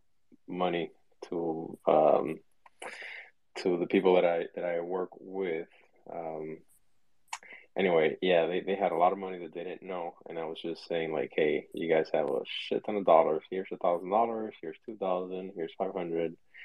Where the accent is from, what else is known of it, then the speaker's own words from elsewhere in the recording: Florida, United States; I am from Florida